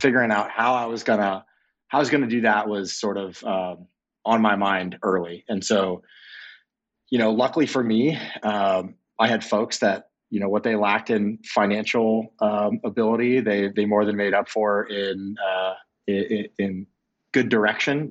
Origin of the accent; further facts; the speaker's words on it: Clearwater, Florida, United States; I grew up in Clearwater, Florida, um, right outside of, of Tampa